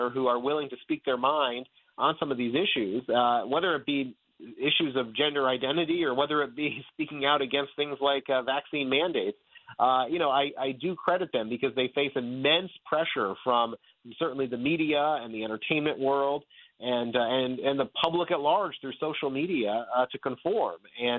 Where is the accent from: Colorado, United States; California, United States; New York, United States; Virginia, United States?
Virginia, United States; we see it right here in my home state right now of Virginia